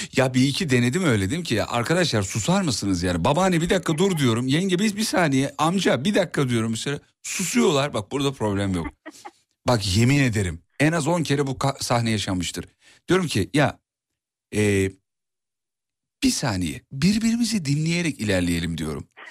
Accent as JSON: {"language": "Turkish", "region": "Kocaeli", "country": "Turkey", "tie": "born or raised there", "said": "aslen Erzurumluyum ama doğma büyüme Kocaeli."}